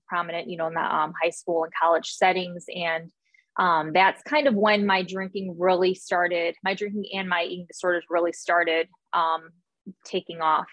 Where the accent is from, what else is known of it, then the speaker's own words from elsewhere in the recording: Northwest Indiana, United States; moved away as an adult; also born or lived in Arizona; now in Alabama, United States; I grew up in Northwest Indiana